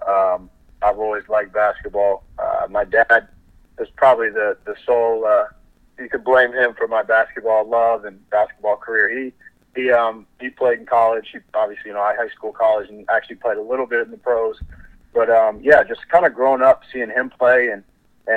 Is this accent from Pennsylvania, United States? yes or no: no; Orlando, Florida, United States; also born or lived in Minnesota; I'm originally from Minnesota. So I was born in Minnesota. I moved to Orlando when I was five.